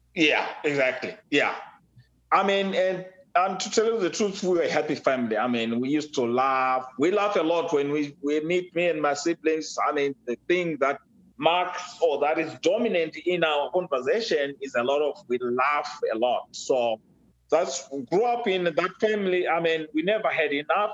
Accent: Zimbabwe; now in United States; I was born and raised in Africa, uh, specifically Zimbabwe

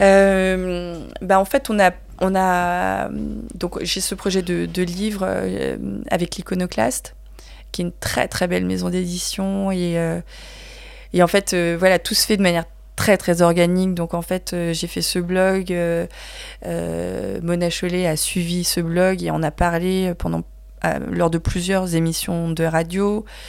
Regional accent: France; je suis née en France

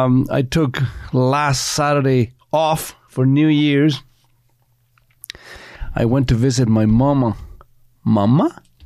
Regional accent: Chile; moved away; You know, growing up in Chile in the 50s and 60s, it wasn't certainly a cakewalk.

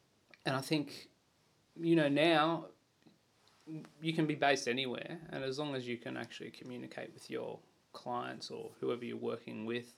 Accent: Sydney, New South Wales, Australia; now in Wagga Wagga, Australia; I'm from Sydney.

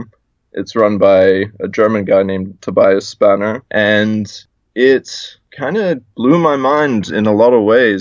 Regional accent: South Africa; also born or lived in South Carolina, United States; now in Hawaii, United States; I'm originally from South Africa. My parents brought me to America for schooling

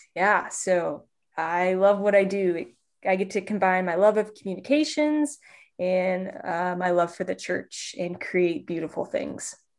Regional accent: Indianapolis, Indiana, United States; I'm from Indianapolis, Indiana

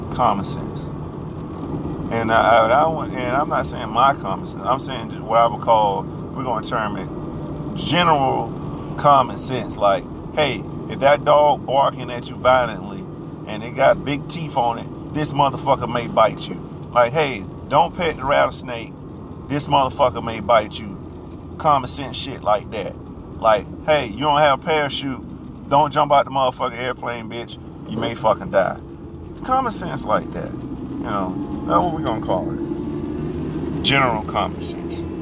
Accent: United States; I'm American

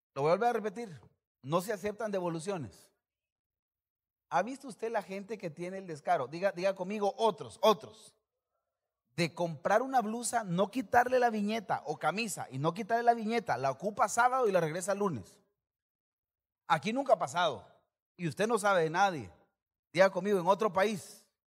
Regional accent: El Salvador; como salvadoreño

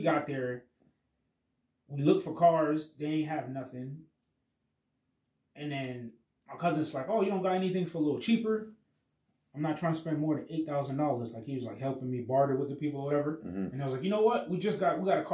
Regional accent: United States; I was born in America

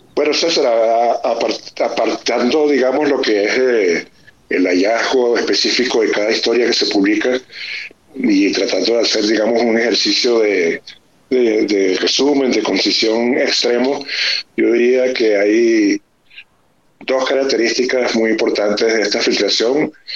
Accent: Venezuela; muchos de mis compatriotas migrantes

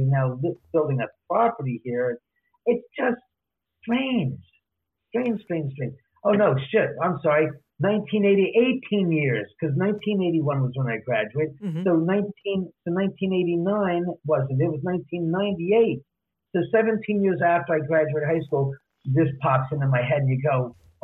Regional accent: Los Angeles, California, United States; also born or lived in Beverly Hills; I grew up in Westwood in the hills, and I went to high school in Beverly Hills High for 3 years

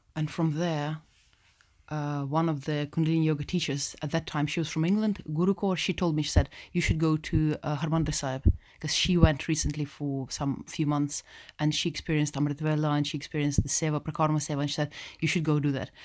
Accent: Russia; also born or lived in Moscow; now in United Kingdom; I'm from, I'm from Russia, born, um, Russian, born. two Russian parents

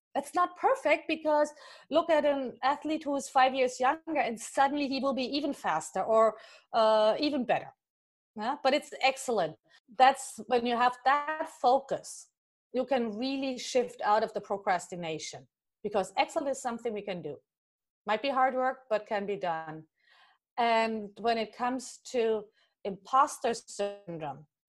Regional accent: Germany; moved away; I'm originally from Germany

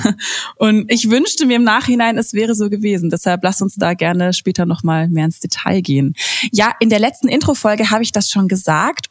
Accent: Baden-Württemberg, Germany; bei uns in Baden-Württemberg

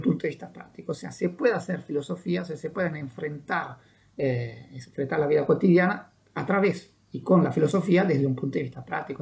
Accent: Italian-speaking Switzerland, Ticino, Switzerland; moved away as an adult; now in Uruguay; la parte italiana, donde yo, yo vivía y donde nací

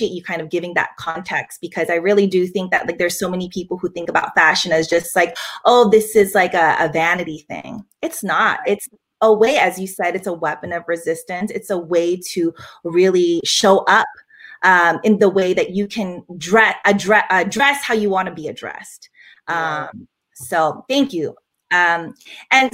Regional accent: Philippines; now in France; I live in France, and as a Filipino woman

